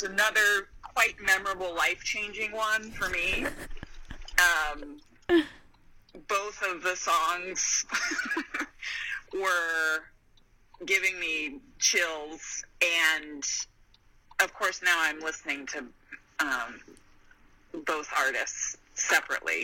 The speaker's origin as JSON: {"language": "English", "town": "Bakersfield", "region": "California", "country": "United States", "said": "I am from Bakersfield"}